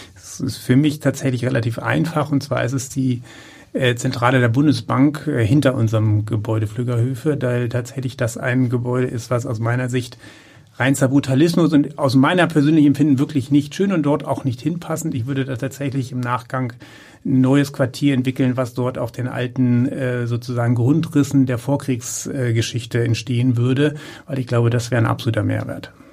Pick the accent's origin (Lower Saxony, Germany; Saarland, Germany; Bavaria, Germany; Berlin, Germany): Lower Saxony, Germany; Uelzen; now in Wendland, Germany; Ich bin gebürtig äh, Uelzener und äh, wohne in der Metropolregion im Wendland.